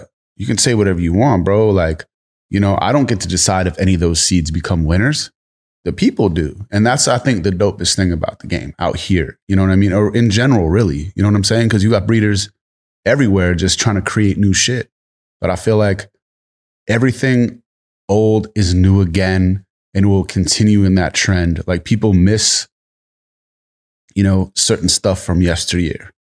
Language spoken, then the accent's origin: English; East Coast, United States; now in California, United States; I'm from the East Coast and came to Cali